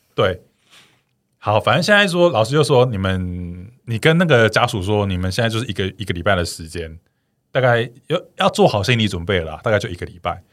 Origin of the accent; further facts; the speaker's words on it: Changhua County, Taiwan; 我们彰化那边的一个民间习俗